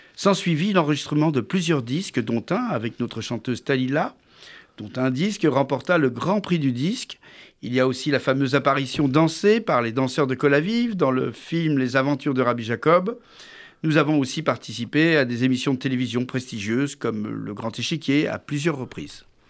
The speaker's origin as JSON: {"language": "French", "town": "Paris", "region": "Île-de-France", "country": "France", "tie": "born or raised there", "said": "je suis né euh, à Paris après la Deuxième Guerre mondiale"}